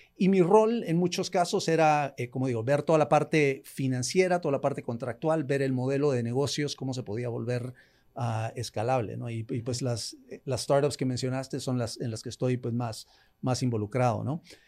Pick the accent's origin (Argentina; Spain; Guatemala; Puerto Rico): Guatemala; moved away as an adult; also born or lived in United States; nací, en Guatemala, eh, los, primeros años de mi vida estuve, eh, los, primeros años de mi vida los pasé en Estados Unidos, después regresé acá, em, estudié acá hasta la secundaria